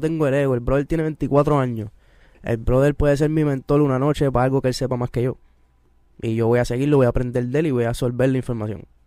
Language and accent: Spanish; Carolina, Puerto Rico; yo estudié con él en Carolina. En Carolina todo el mundo nos conocemos